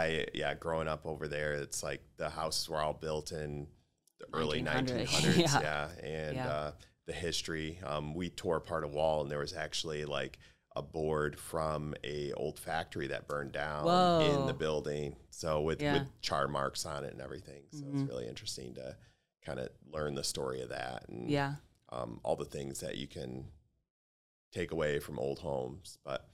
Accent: Grand Rapids, Michigan, United States; born or raised there

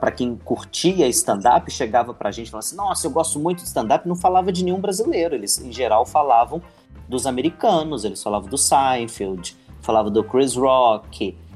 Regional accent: Belo Horizonte, Minas Gerais, Brazil; Então, Minas Gerais, né? Eu sou de Belo Horizonte.

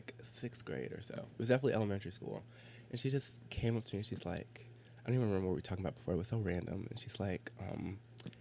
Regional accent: Arkansas, United States; we're from Arkansas, and so it's very like conservative.

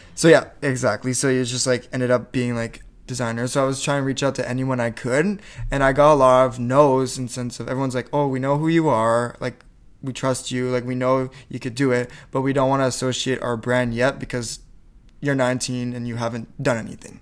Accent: Campbellton, New Brunswick, Canada; first language French; English is a second language; moved away as an adult; I was born in Campbellton, New Brunswick.

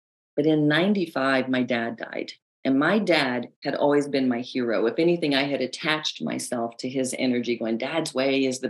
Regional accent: the South, United States; accent: Southern; I have a news background now, so I've lost a lot of my Southern accent, but I talk like this.

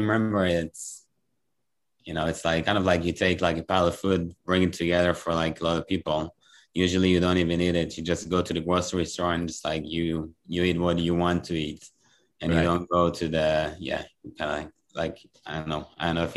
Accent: Ra'anana, Central District, Israel; I grew up in Ra'anana. It's a little town next to Tel Aviv

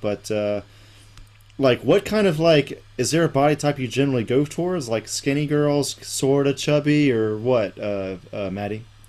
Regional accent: Griffin, Georgia, United States; moved away as an adult; also born or lived in Alabama / Los Angeles; my hometown of Griffin, Georgia

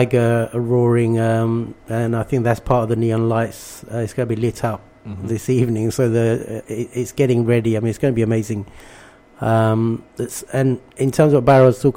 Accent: London, United Kingdom; English is a second language; also born or lived in Bangladesh; So I actually came to Camden in 1976 mm-hmm. and lived on Judd Street, right. which is right opposite Cromer Street.

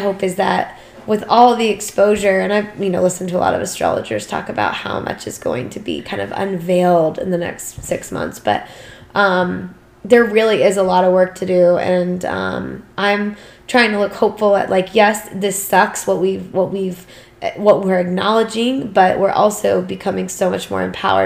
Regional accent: United States; we were as an American society

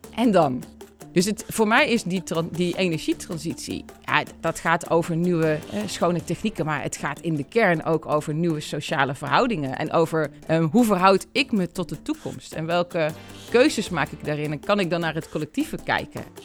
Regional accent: Deurne, North Brabant, Netherlands; geboren in Brabant. Eh, en dat zeg ik er altijd bij, want dat doet wat met wie ik ben. Eh, in, in Deurne, Peelgebied

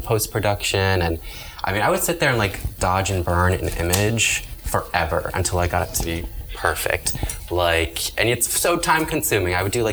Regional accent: Annapolis, Maryland, United States; moved away as an adult; also born or lived in Savannah, Georgia; now in Miami, United States; I left my hometown of Annapolis, Maryland

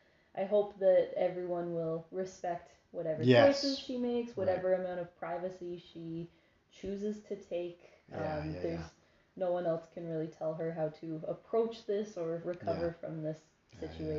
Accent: Canada; as a Canadian

